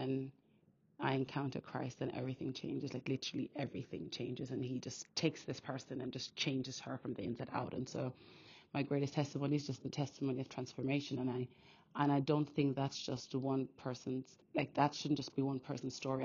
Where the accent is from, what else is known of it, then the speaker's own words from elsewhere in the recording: Austria; now in United Kingdom; I was born and raised in Austria, actually, so I have two Nigerian parents, and I now live in the UK